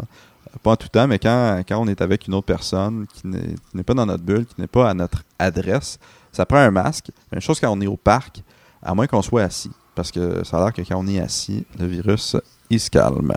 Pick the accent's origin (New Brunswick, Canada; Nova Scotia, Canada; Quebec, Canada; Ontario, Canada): Quebec, Canada; Montreal; en tant que Montréalais